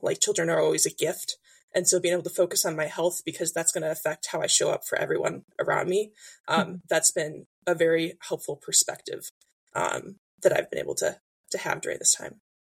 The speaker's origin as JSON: {"language": "English", "region": "Illinois", "country": "United States", "tie": "born or raised there", "moved": "as an adult", "lives_now": "Indiana, United States", "said": "I grew up in Illinois, live in Indiana now, moved here for my job about five years ago"}